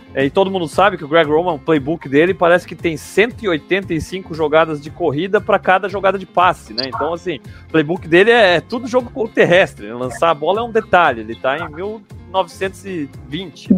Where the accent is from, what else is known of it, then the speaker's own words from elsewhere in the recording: Blumenau, Santa Catarina, Brazil; eu tô aqui em Blumenau, né? Eu sou de Blumenau, sou aqui na terra do Oktoberfest